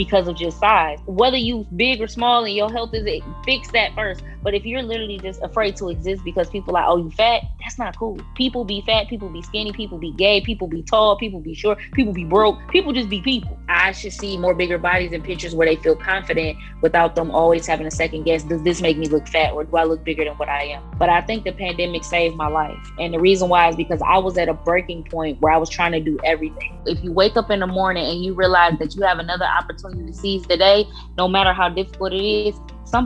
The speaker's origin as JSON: {"language": "English", "town": "Detroit", "region": "Michigan", "country": "United States", "moved": "as an adult", "lives_now": "Bloomington, United States", "said": "I'm originally from Detroit, Michigan. I am currently in Bloomington, Indiana"}